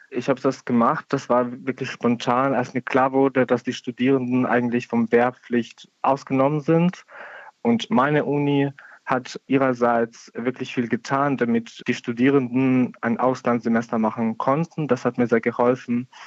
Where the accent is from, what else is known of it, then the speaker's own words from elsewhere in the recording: Kyiv Oblast, Ukraine; Ich komme ursprünglich aus Kiew, aus einem Dorf in Kiew oder nahe Kiew, wo sich mehrere Kriegshandlungen stattfinden.